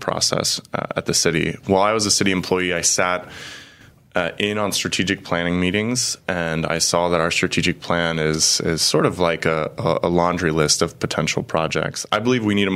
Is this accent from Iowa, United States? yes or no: no; Cincinnati, Ohio, United States; moved away as an adult; also born or lived in Chicago, Illinois / Italy / Poland; now in Peoria, United States; I'm originally from Cincinnati, Ohio